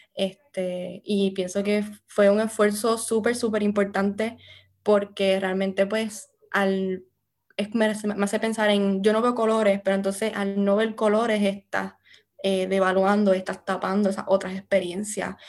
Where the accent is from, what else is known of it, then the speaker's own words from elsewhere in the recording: Morovis, Puerto Rico; moved away as an adult; now in United States; yo me crié en Morovis eh, con mi familia materna